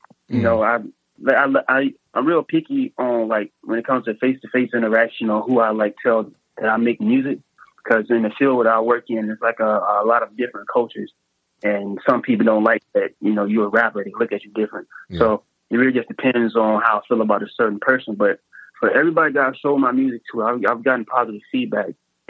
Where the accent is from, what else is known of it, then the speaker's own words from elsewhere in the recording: Henderson, North Carolina, United States; moved away; He's a producer back in my hometown. He's probably one of the best producers in Henderson, North Carolina.